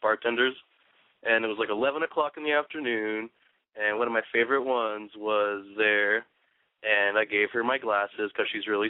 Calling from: Garden Grove, California, United States; I am from Garden Grove.

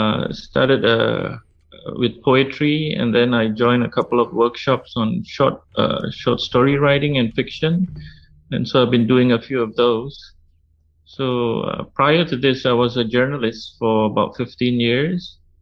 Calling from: Malaysia; I'm calling in from Malaysia. It's about 11 p.m. right now. I'm in a neighborhood where there are a lot of people who like to celebrate the festivals that happen here almost regularly every 2 or 3 months.

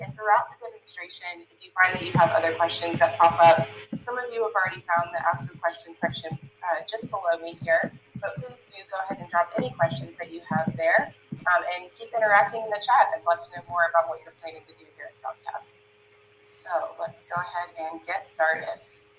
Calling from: Savannah, Georgia, United States; Today, I am tuning in from Savannah, Georgia.

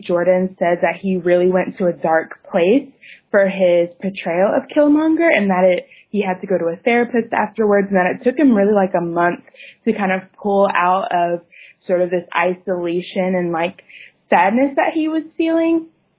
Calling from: Netherlands; I'm calling from Skype in the Netherlands.

